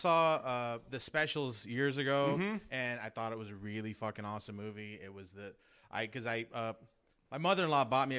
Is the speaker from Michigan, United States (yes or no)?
no; Los Angeles, California, United States; I'm not from Hawaii, but I'm from San Pedro.